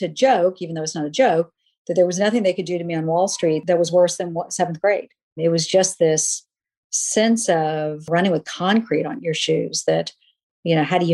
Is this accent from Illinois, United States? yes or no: no; Charleston, South Carolina, United States; moved away as an adult; also born or lived in New York; I want to see if I can make it in New York from Charleston